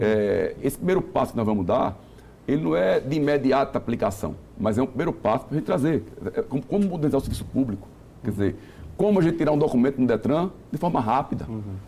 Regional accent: Northeast Region, Brazil; eu sou nordestino

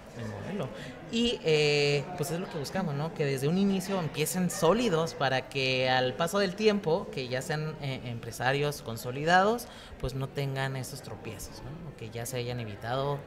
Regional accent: Ciudad Juárez, Chihuahua, Mexico; soy criado en Ciudad Juárez, eh, nacido en Chihuahua

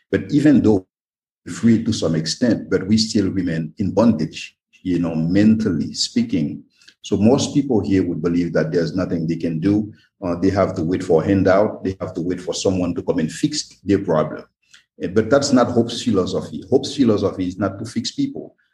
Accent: Haiti; also born or lived in Belgium / United States; I was born and raised in Haiti, yes, I was educated in Belgium, educated in the US, in other countries

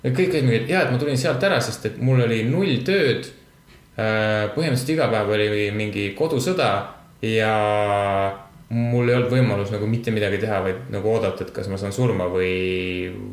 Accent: Estonia; me oleme eestlased

